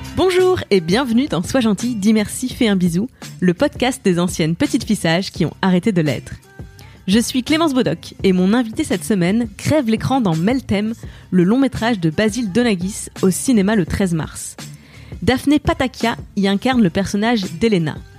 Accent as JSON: {"language": "French", "area": "Moselle, Lorraine", "region": "Grand Est", "country": "France", "tie": "born or raised there", "said": "je viens d'une région euh, frontalière mm, parce que donc en Lorraine, euh, plus précisément en Moselle, c'est vraiment la frontière allemande et je suis née dans l'Europe."}